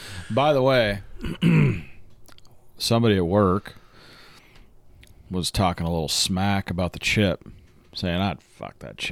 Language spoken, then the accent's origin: English; Fort Collins, Colorado, United States; My hometown brewery, New Belgium, Fort Collins, Colorado.